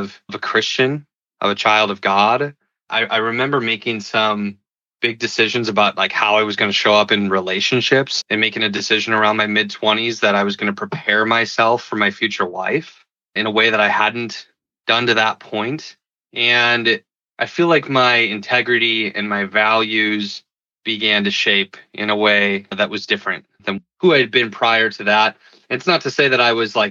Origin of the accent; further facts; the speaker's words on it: Milwaukee, Wisconsin, United States; moved away as an adult; also born or lived in Colorado Springs / San Francisco; I grew up in Milwaukee, Wisconsin. I live here now with my wife and two kids